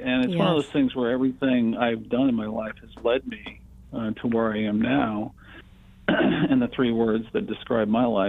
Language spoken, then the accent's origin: English; Connecticut, United States; moved away; also born or lived in California; I grew up in Connecticut, and in the early to mid-70s, I moved to California.